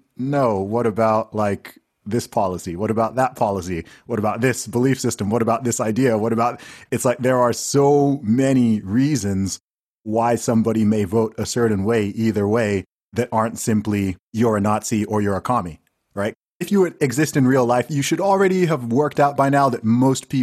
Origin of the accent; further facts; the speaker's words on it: Nigeria; I'm Nigerian